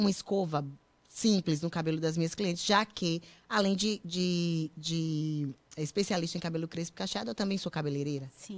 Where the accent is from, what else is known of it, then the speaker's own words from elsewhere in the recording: Feira de Santana, Bahia, Brazil; moved away as an adult; now in United States; Sou de Feira de Santana, na Bahia.